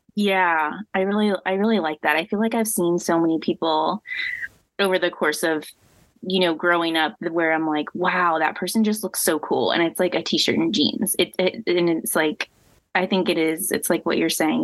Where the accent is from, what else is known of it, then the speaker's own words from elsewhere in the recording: Midwest, United States; moved away as an adult; also born or lived in Louisiana; I grew up in the Midwest, and so that has its own style.